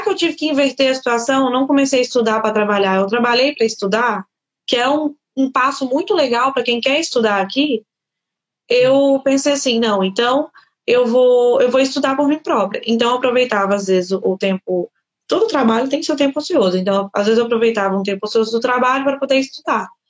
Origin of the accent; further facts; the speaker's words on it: Governador Valadares, Minas Gerais, Brazil; moved away as an adult; now in Portugal; eu sou de Minas Gerais, Governador Valadares. Eu formei lá no Brasil